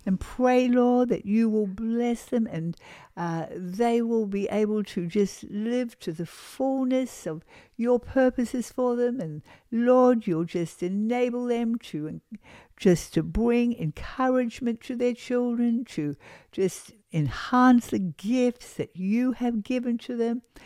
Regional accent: New Zealand; moved away; we come from New Zealand, a sheep country, and of course, shearing is a big industry back in my country of New Zealand.

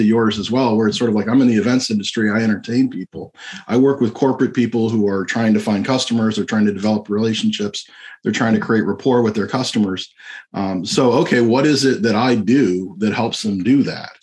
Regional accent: Florida, United States; I'm a magician from Florida

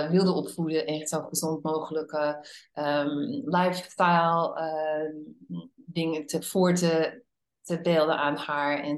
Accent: Netherlands; born there; moved away; also born or lived in United States / Hungary; ik ben een Nederlandse geboren eh, vrouw die al 37 jaar in het buitenland heeft gewoond. En eh, het grootste gedeelte daarvan in Amerika.

